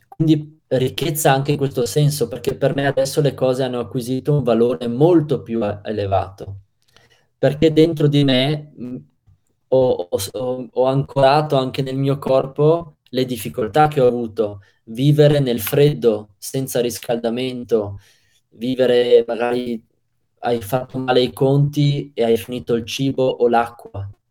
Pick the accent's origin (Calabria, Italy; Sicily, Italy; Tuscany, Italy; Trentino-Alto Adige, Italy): Trentino-Alto Adige, Italy; da Trentino al Adige, ero ad Agrigento